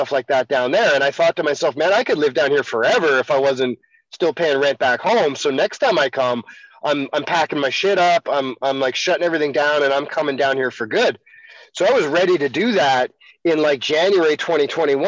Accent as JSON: {"language": "English", "country": "Canada", "said": "as a Canadian"}